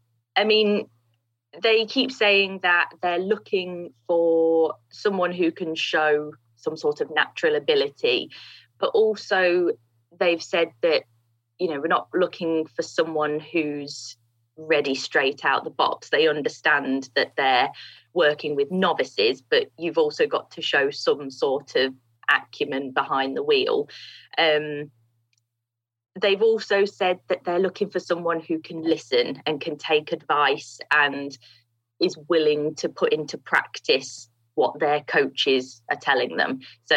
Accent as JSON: {"language": "English", "region": "East Midlands", "country": "United Kingdom", "tie": "born or raised there", "said": "the International Kart Circuit, that's based in Grantham in Lincolnshire. Mm. So, yeah, not too far from my hometown, actually."}